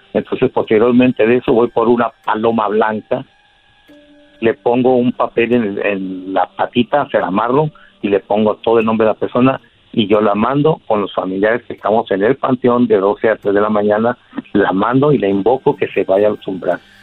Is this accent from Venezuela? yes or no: no; Catemaco, Veracruz, Mexico; moved away as an adult; now in Mexicali, Mexico; Yo soy de Mexicali, de Catemaco, Veracruz, pero estoy aquí en Mexicali, Baja California, porque aquí, tiene, aquí viven mis hijos.